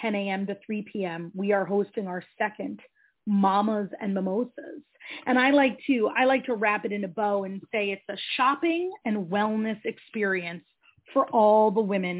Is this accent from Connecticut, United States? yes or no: yes; Shelton, Connecticut, United States; moved away as an adult; also born or lived in New York City; We had both born and raised in Shelton, graduated from Shelton High.